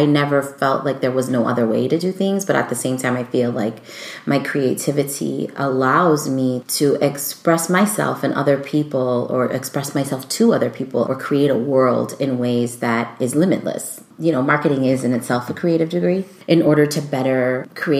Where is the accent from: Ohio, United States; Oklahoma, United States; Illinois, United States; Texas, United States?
Illinois, United States; Chicago; born and raised in Chicago